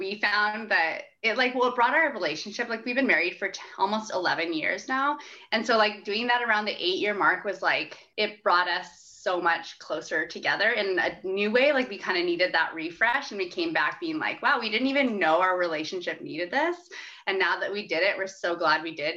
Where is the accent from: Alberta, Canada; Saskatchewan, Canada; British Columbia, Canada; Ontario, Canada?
Saskatchewan, Canada; Saskatoon; moved away as an adult; also born or lived in Calgary / Edmonton / Vancouver; now in Regina, Canada; I grew up in Saskatoon, lived in Calgary, Edmonton.